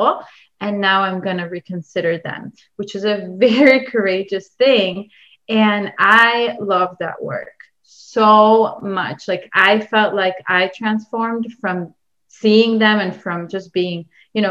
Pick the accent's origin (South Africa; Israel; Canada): Israel; moved away; I come from Israel